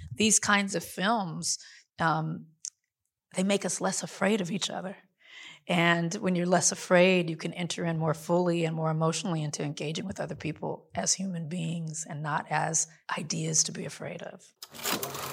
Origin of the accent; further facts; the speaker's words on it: Compton, California, United States; I grew up in Compton